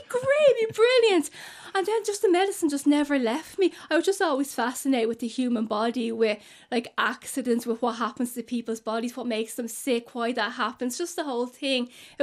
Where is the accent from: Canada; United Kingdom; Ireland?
Ireland; Dublin, Leinster; also born or lived in Lucan, County Dublin; I grew up kind of in Dublin 8, a very working class area